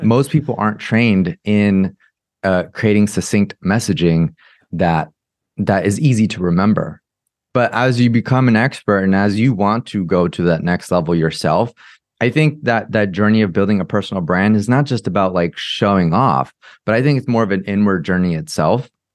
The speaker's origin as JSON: {"language": "English", "area": "Orange County", "region": "California", "country": "United States", "tie": "born or raised there", "said": "I grew up in America. I grew up in Orange County in California."}